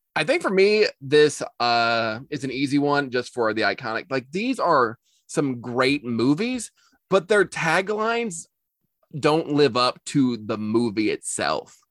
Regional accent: United States; as an American

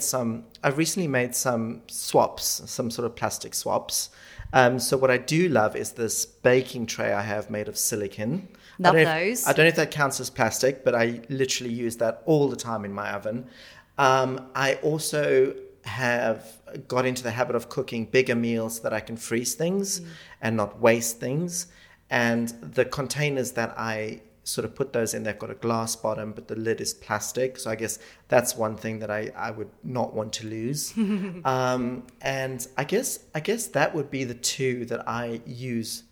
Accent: South Africa; now in United Kingdom; I grew up in Africa and grew up without television or any sort of entertainment

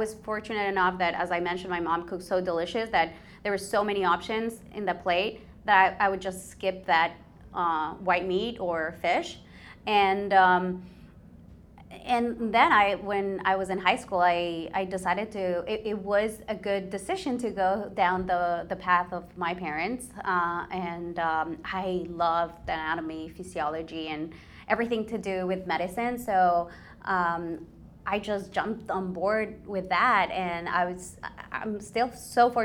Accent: Ecuador; I was born and raised in Ecuador.

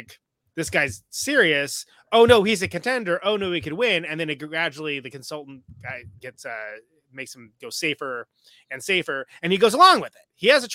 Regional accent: California, United States; I'm from California, which is.

